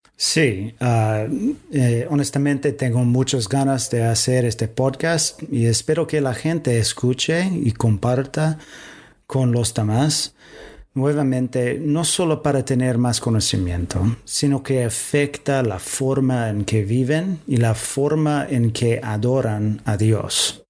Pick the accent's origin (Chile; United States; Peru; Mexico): United States; Spanish is a second language; moved away as an adult; also born or lived in Washington; now in Córdoba, Argentina; yo también soy de Estados Unidos